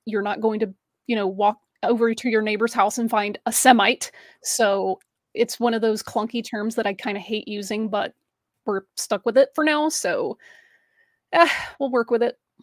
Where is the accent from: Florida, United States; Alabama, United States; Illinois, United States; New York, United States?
Alabama, United States; I grew up in the Deep South in Alabama